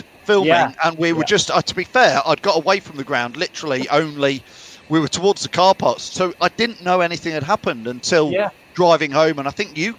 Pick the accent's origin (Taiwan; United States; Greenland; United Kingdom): United Kingdom; Leicester, East Midlands; Whenever I used to go abroad, people would say, "Where are you from?" And I'd say Leicester